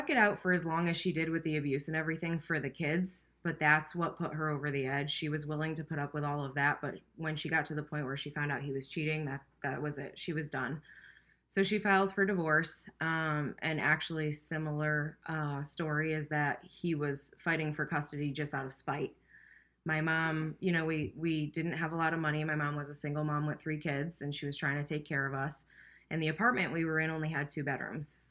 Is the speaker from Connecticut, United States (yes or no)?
yes; Hartford, Connecticut, United States; I grew up in Hartford